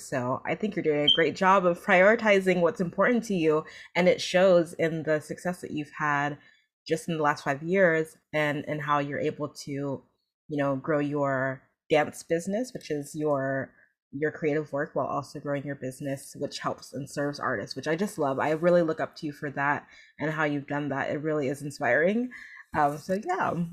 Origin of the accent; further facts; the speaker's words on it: New Jersey, United States; I was born in New Jersey, but my family is Nigerian.